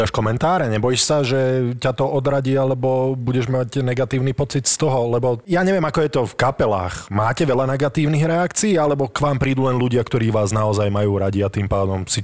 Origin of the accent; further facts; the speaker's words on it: Nitra, Nitra Region, Slovakia; ja som z Nitry